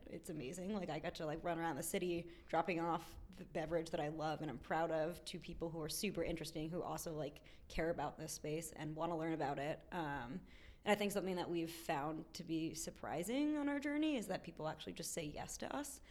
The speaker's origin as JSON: {"language": "English", "town": "Short Hills", "region": "New Jersey", "country": "United States", "tie": "born or raised there", "also_born_or_lived": "Boston / Tokyo", "moved": "as an adult", "lives_now": "Washington, D.C., United States", "said": "I grew up in New Jersey"}